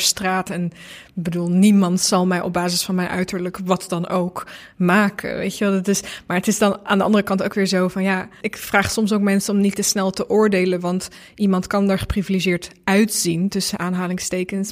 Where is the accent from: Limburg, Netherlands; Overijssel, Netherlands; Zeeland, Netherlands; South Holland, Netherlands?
Limburg, Netherlands; also born or lived in Bosnia; voormalig Joegoslavische Limburger